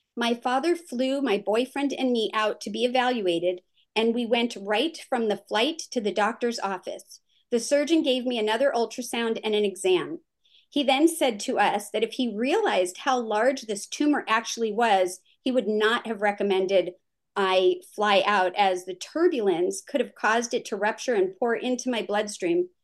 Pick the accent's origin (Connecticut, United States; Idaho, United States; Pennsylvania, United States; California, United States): California, United States; the area where I grew up in California was developed on what used to be known as the Santa Susana Field Laboratory